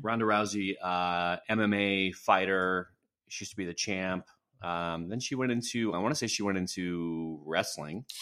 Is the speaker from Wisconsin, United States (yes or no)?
yes; Wisconsin, United States; now in California, United States; I'm from Wisconsin.